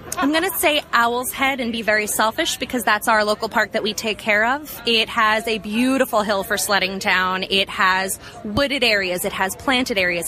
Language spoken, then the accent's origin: English; New York City, New York, United States; I am from Brooklyn, New York